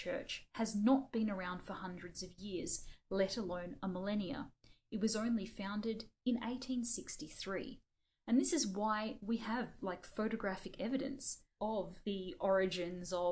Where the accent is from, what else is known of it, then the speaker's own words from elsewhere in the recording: Australia; we're Australian